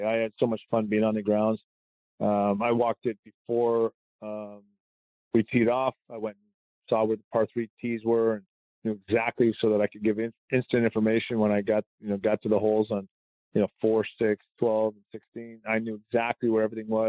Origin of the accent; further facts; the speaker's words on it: Canada; I'm Canadian